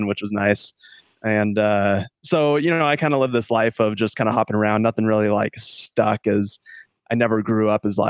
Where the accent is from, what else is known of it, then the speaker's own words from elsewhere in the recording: Stockton, California, United States; I'm from Stockton, California, born and raised there